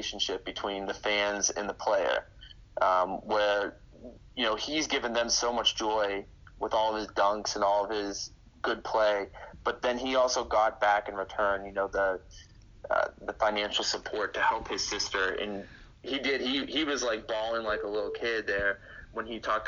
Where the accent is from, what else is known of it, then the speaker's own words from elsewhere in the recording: Pennsylvania, United States; moved away; I grew up in Pennsylvania